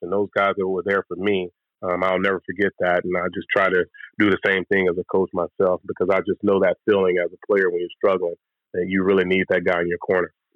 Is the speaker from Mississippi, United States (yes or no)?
yes; Louisville, Mississippi, United States; moved away as an adult; also born or lived in Starkville, Mississippi; now in Tampa, United States; growing up in Louisville